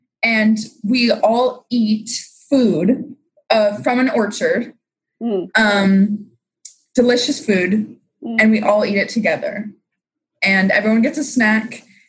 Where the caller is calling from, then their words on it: Lawrence, Kansas, United States; From Lawrence, Kansas.